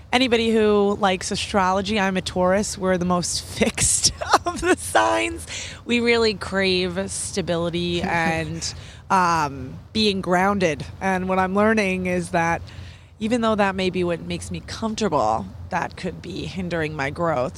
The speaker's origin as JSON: {"language": "English", "town": "New York City", "region": "New York", "country": "United States", "tie": "born or raised there", "said": "I'm a New Yorker"}